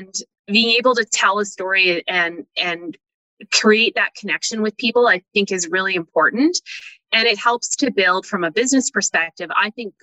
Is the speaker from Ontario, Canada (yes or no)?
no; Calgary, Alberta, Canada; also born or lived in Toronto; Born and raised in Calgary